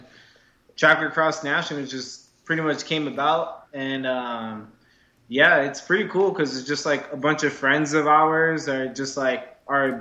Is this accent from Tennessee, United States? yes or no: no; New York, United States; now in San Francisco, United States; living in San Francisco from New York